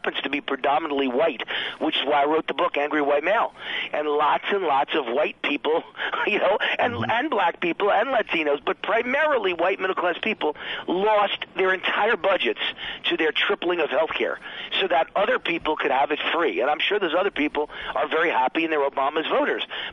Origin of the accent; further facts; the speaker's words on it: New York City, New York, United States; a white kid growing up on the Bronx borderline in a very working class, middle class neighborhood